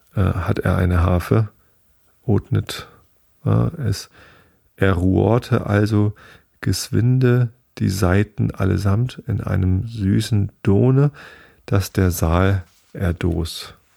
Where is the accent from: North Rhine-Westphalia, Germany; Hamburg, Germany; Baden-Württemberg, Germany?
Hamburg, Germany; als Hamburger